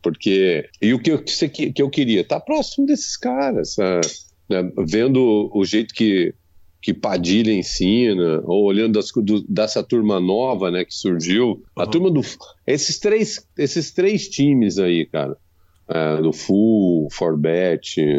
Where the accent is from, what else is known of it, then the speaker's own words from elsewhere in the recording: interior of São Paulo, Brazil; also born or lived in Africa; eu sou caipira e no interior de São Paulo